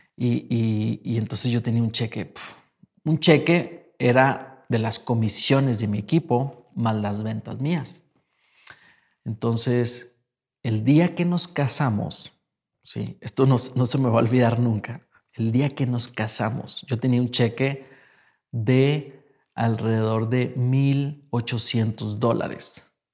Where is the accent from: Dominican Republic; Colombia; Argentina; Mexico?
Mexico; yo vengo de México